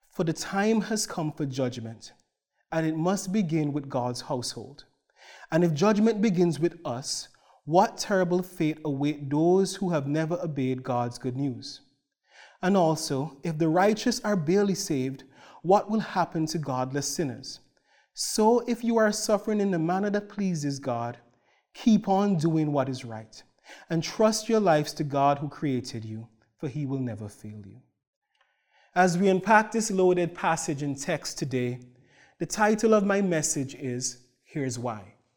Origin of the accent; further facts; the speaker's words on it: Antigua & Barbuda; now in Cloverdale, Canada; my wife, Marissa, and I hail from the Caribbean island of Antigua.